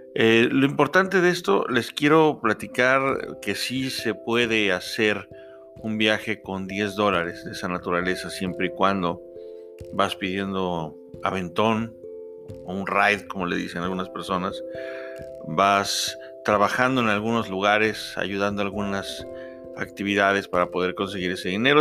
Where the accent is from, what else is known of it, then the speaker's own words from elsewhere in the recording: Mexico; de México, de México